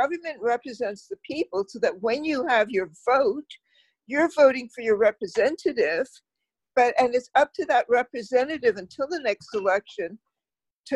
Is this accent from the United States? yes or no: no; Canada; as a Canadian